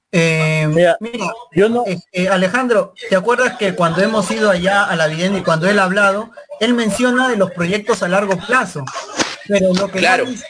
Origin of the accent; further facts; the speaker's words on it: Peru; nosotros como peruanos